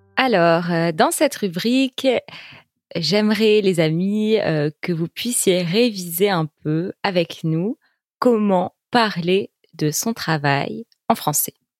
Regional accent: Bordeaux, Nouvelle-Aquitaine, France; moved away as an adult; now in Paris, France; je ne suis pas parisienne d'origine parce que j'ai grandi à Bordeaux, dans le sud-ouest de la France

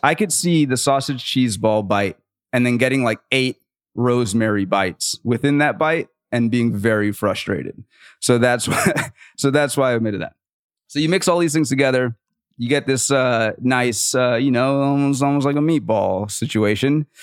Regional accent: the South, United States; I'm from the South

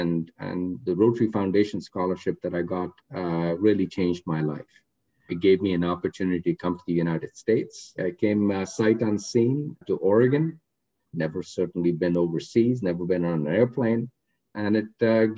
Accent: Rohtak, Haryana, India; I grew up in a town called Rohtak, which is 40 miles west of New Delhi

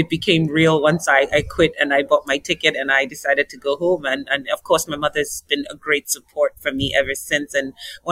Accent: Nigeria; moved away; also born or lived in South Africa; my home country of Nigeria

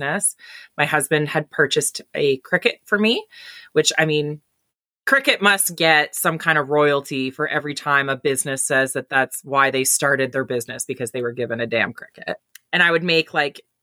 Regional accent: Timmins, Ontario, Canada; also born or lived in Goderich, Ontario; now in Embro, Canada; I grew up in Timmins, Northern Ontario

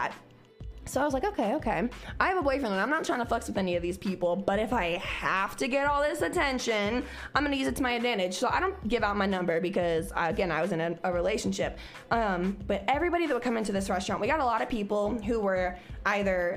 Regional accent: Cincinnati, Ohio, United States; a girl from Price Hill, Cincinnati, who had just graduated from school

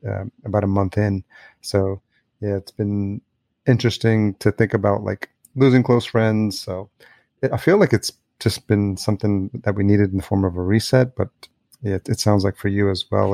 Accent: New York, United States; moved away as an adult; also born or lived in Los Angeles; now in Minneapolis, United States; I'm in a new city, I'm in Minneapolis, but I grew up in New York and I've lived in L

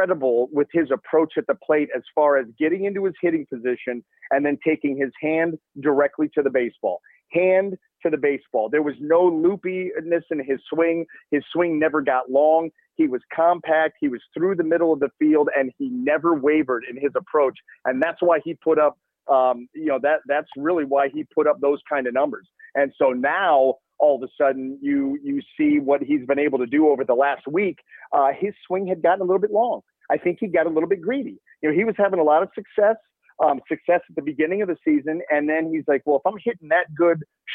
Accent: Cleveland, Ohio, United States; I want to play for my hometown team. I mean, this is the team I grew up rooting for

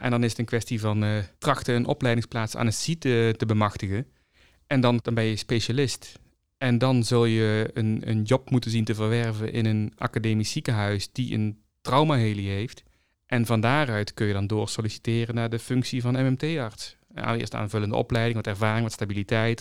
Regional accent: North Brabant, Netherlands; Als Brabander

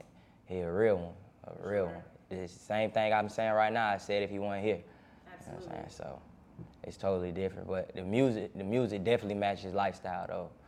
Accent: College Park, Georgia, United States; I'm from College Park.

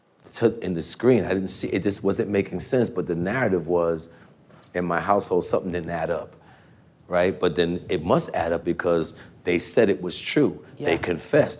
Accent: New York City, New York, United States; born or raised there

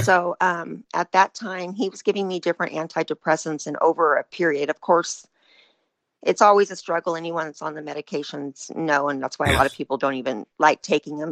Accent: Northern California, United States; I'm from Northern California

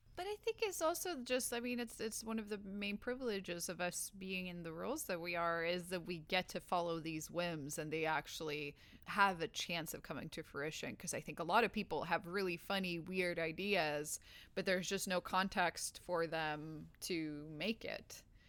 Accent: Sweden; now in Los Angeles, United States; I'm from Sweden, but I live in Los Angeles

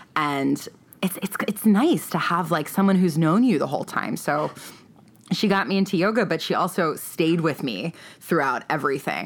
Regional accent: East Coast, United States; moved away as an adult; also born or lived in New York City / San Francisco; now in Los Angeles, United States; I grew up on the East Coast

